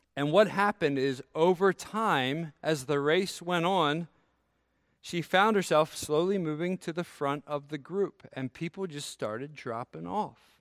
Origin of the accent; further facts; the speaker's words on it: United States; So I grew up near Maryland